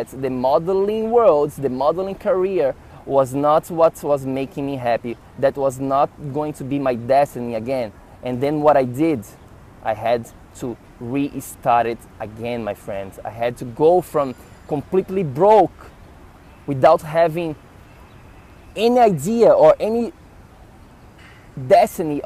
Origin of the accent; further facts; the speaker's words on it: Florianópolis, Santa Catarina, Brazil; moved away as an adult; also born or lived in São Paulo, Brazil / New York City, United States; I went from my hometown, Florianópolis, to the big city of São Paulo in Brazil